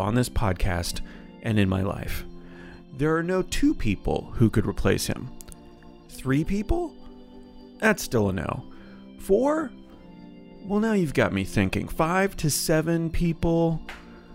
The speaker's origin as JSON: {"language": "English", "country": "Canada", "said": "anytime I mentioned being Canadian, Greek"}